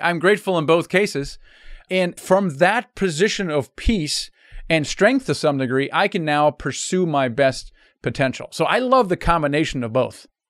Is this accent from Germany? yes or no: yes; Germany; first language German; English is a second language; moved away; I'm actually literally, originally from Germany, was my first language.